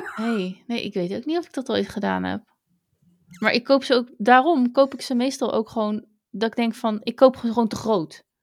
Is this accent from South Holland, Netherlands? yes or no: yes; Hazerswoude-Dorp, South Holland, Netherlands; Want ja, ik kom niet uit Zoetermeer. Ik kom uit Hazerswoude dorp.